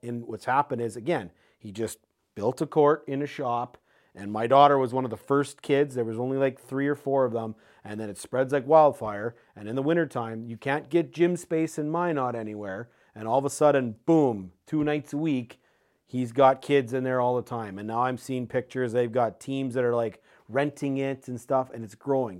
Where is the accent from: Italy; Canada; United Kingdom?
Canada; also born or lived in Saskatoon, Saskatchewan; I experienced it as a Canadian in Saskatoon